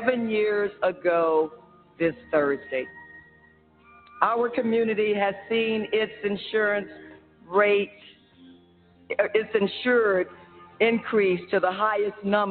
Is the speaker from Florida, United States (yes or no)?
yes; Florida, United States; my home state of Florida